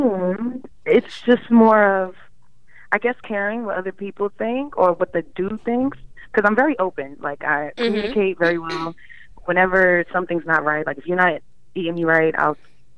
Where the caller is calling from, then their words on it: Elmont, New York, United States; I'm calling from Long Island.